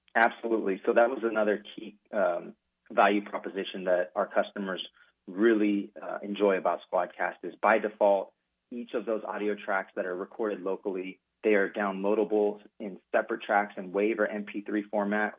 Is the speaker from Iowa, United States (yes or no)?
no; Sacramento, California, United States; also born or lived in Fresno, California; I was born in Fresno, California, but consider Sacramento, California, my home. Um, that's where I pretty much grew up, went to high school